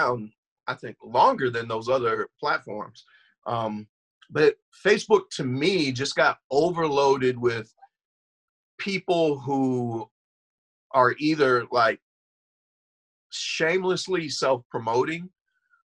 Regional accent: Goshen, Indiana, United States; moved away as an adult; now in Gary, United States; I'm originally from Goshen area, and 21 years ago moved to Gary, Indiana, where I pastor currently.

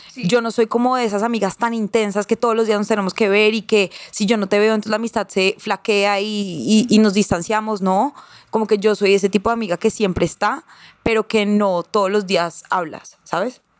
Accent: Girardot, Cundinamarca, Colombia; yo crecí en, un condominio en Girardot

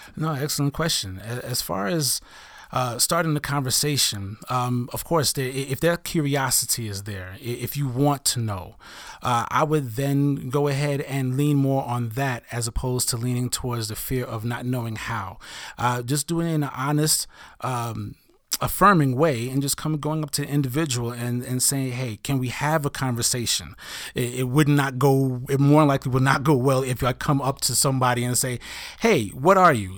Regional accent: New York City, New York, United States; I'm an African-American male who grew up in Brooklyn, New York

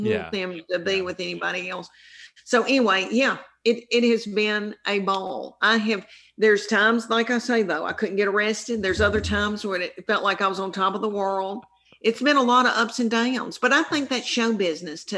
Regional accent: the South, United States; accent: Southern; now in Tennessee, United States; I'm from the South, and this is a real Southern accent

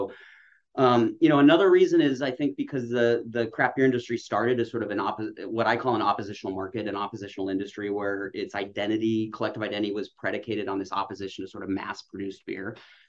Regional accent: Utah, United States; I'm from the West. I'm from Utah.

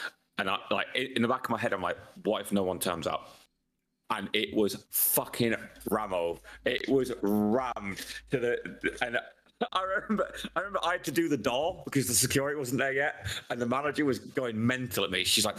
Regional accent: United Kingdom; maybe it's because we're British and like we just fucking love pubs.

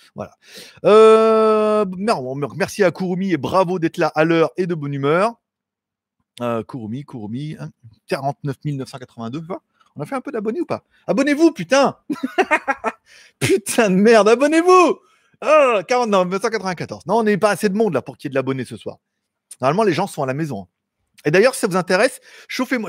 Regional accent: France; accent: French; now in Thailand; je suis français

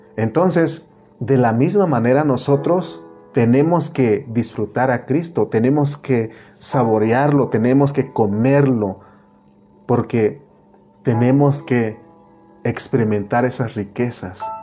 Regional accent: Oaxaca, Mexico; moved away; also born or lived in United States

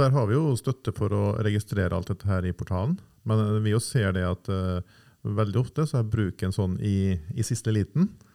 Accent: Nordvestlandet, Norway; now in Oslo, Norway; Jeg er fra Nordvestlandet og flytta til Oslo i 95-96

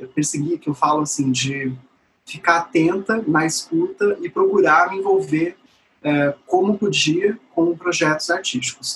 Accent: São Paulo, Brazil; moved away as an adult; now in Porto Seguro, Brazil; sou nascida em São Paulo, é, de uma família que metade, né, por parte da, da minha mãe, é da periferia da Zona Norte

